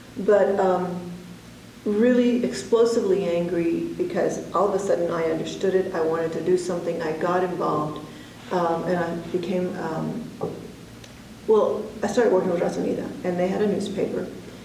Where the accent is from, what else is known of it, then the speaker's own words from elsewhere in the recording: Plainview, Texas, United States; born there; I was born in Plainview, Texas. That's in the Panhandle, sort of halfway between Amarillo and Lubbock.